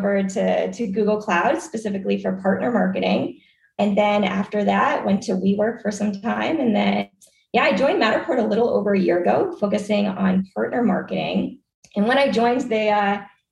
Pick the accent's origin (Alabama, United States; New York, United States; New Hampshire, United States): New Hampshire, United States; moved away; also born or lived in Washington, D.C. / Bay Area, California; I'm originally from the East Coast. I grew up in New Hampshire